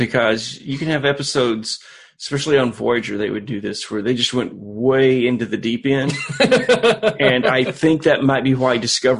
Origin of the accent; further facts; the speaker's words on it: Boston, Massachusetts, United States; Oh yeah, I am from South Side of Boston.